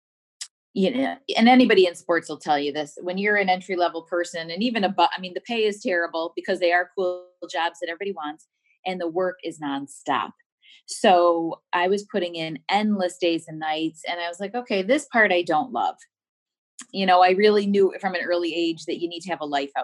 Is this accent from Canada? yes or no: no; Syracuse, New York, United States; I was born and raised in Syracuse as well. And East Syracuse, Manoa, actually